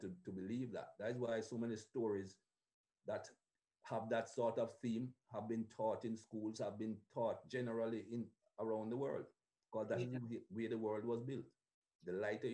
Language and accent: English; Jamaica; moved away; Growing up in Jamaica